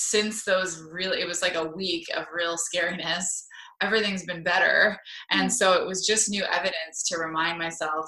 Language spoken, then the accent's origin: English; Toronto, Ontario, Canada; accent: Canadian; moved away as an adult; now in San Diego, United States; I grew up in Toronto